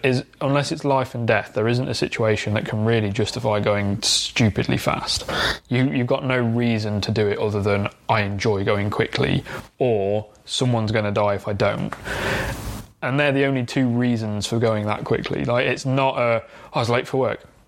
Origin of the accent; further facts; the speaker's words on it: Derbyshire, East Midlands, United Kingdom; I grew up in the Derbyshire countryside.